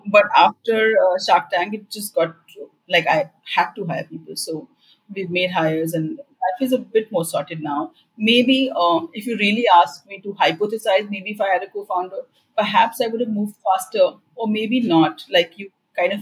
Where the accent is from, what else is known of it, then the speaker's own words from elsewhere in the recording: Bihar, India; From the background that I come from, I come from Bihar